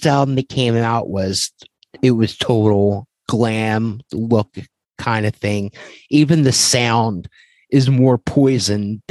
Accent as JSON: {"language": "English", "town": "Philadelphia", "region": "Pennsylvania", "country": "United States", "tie": "born or raised there", "said": "growing up in Philadelphia"}